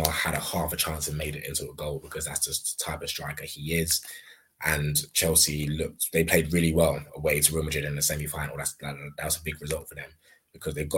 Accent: Nigeria; as a Nigerian

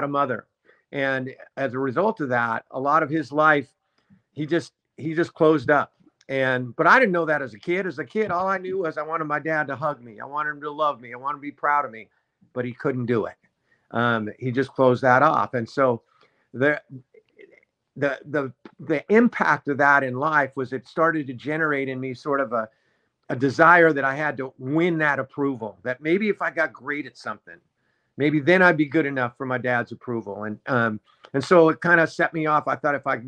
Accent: Los Angeles, California, United States; born or raised there

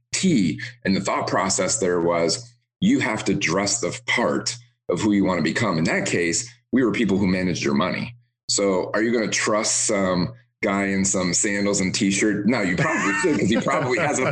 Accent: Detroit, Michigan, United States; now in Tampa, United States; I grew up in the Motor City in Detroit.

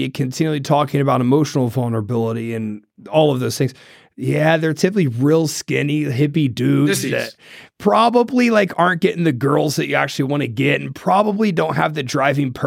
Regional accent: Ohio, United States; moved away; I'm from Ohio

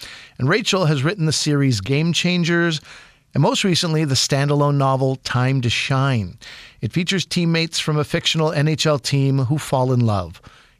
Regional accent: Montreal, Quebec, Canada; my hometown, Montreal Canadiens.

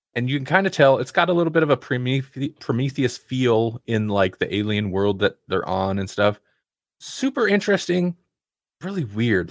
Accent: United States; I'm an American

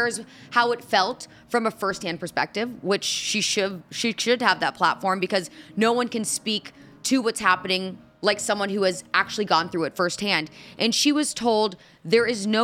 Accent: Indianapolis, Indiana, United States; my hometown of Indianapolis

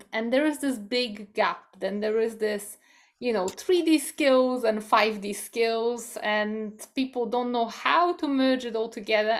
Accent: Poland; moved away; I come from Poland, which is also a Catholic country

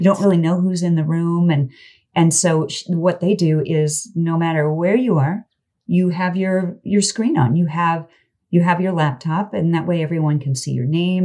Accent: Kansas, United States; I'm from Kansas

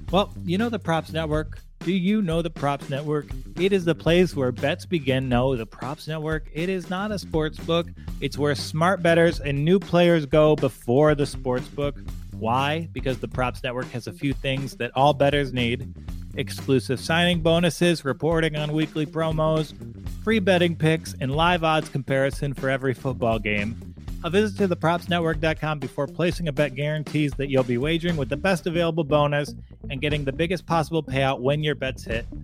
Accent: New Yorker, United States; as a New Yorker

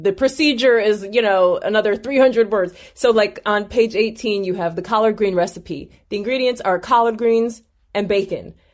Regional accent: Ohio, United States; now in Florida, United States; I'm originally from Ohio

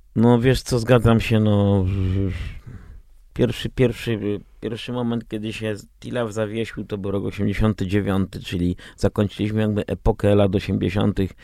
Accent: Częstochowa, Silesian Voivodeship, Poland; moved away as an adult; now in Warsaw, Poland; ja się wychowywałem w Częstochowie, potem przyjechałem tutaj na studia do Warszawy, gdzie mieszkam właśnie 40 lat.

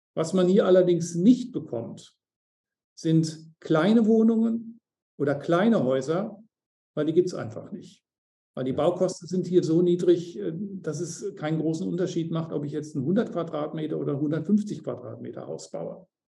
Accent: Germany; moved away as an adult; now in Mauritius; als Deutsche

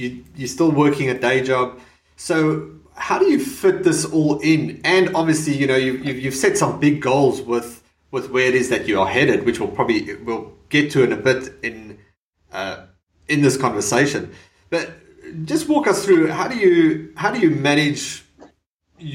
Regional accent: South Africa; moved away as an adult; now in Australia; I immigrated from South Africa probably about 11 years ago

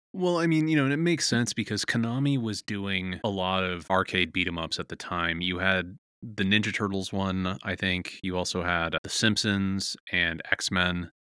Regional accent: San Francisco, California, United States; I grew up in San Francisco, and my friends and I would go play in arcades all the time

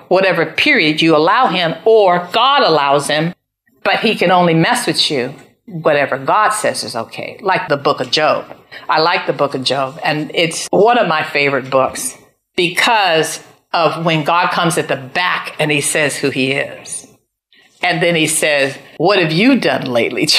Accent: United States; I'm an American

